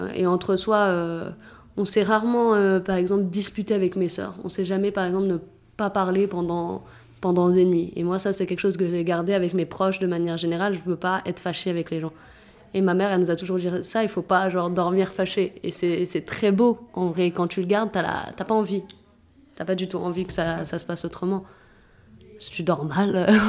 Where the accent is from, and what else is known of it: Clichy-sous-Bois, Île-de-France, France; born or raised there; also born or lived in Saint-Germain-en-Laye